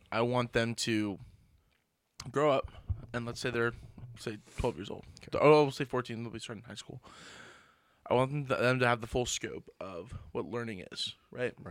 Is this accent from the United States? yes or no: yes; United States; I can sit next to whoever from the street and we understand that we're both American.